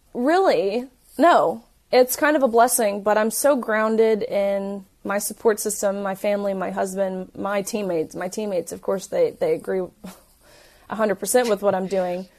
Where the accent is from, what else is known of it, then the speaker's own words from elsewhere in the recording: Tennessee, United States; I'm from Tennessee, so I, I knew you know, what I'm used to at home, the people, my community